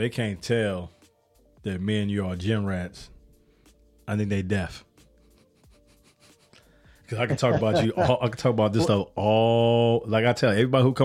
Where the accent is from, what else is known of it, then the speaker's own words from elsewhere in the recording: Chicago, Illinois, United States; now in Atlanta, United States; I live in Atlanta, but I'm from Chicago